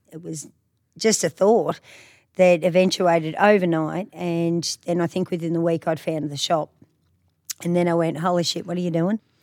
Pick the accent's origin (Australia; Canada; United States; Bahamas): Australia; country Victoria; moved away as an adult; now in Queensland, Australia; Victoria, in country Victoria. So, yeah, grew up down there